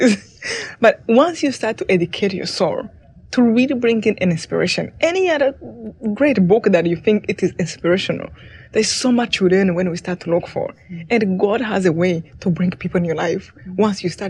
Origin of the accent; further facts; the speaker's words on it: Rwanda; moved away; I came from Rwanda